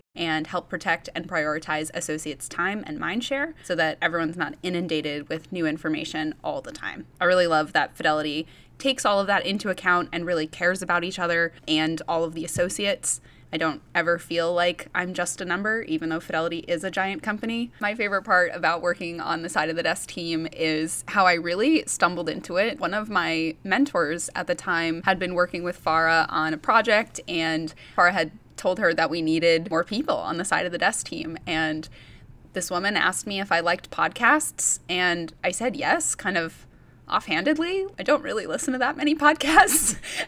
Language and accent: English; New England, United States; I am from the New England area.